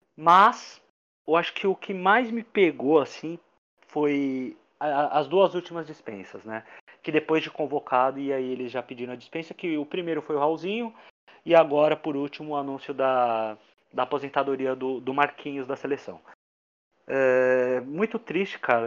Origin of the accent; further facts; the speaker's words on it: Brazil; sou brasileiro